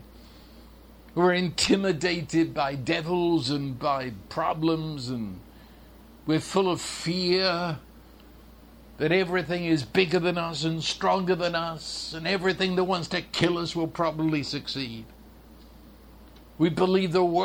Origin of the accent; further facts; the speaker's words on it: London, United Kingdom; I was raised in London, England